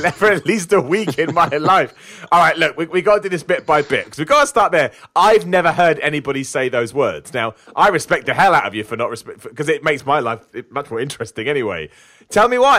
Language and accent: English; United Kingdom; I'm British